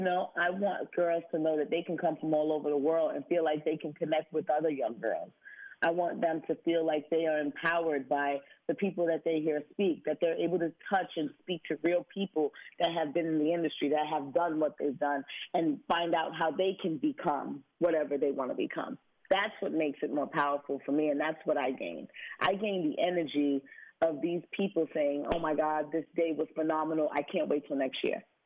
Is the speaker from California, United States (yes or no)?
no; New York City, New York, United States; Me growing up in Brooklyn